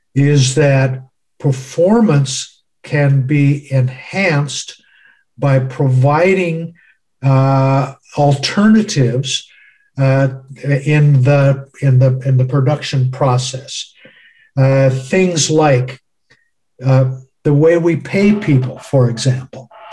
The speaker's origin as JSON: {"language": "English", "country": "United States", "said": "my home country, the United States"}